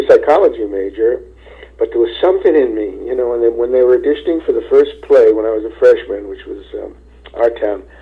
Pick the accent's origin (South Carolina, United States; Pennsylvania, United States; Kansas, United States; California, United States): Pennsylvania, United States; Philadelphia; also born or lived in Ardmore; I'm a Philadelphia boy, born and bred